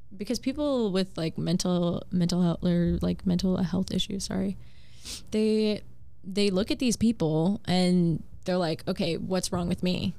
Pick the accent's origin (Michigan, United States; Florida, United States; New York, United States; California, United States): Florida, United States; Wellington; moved away as an adult; also born or lived in Virginia / Texas / Kentucky; since I grew up in Wellington and competing in Wellington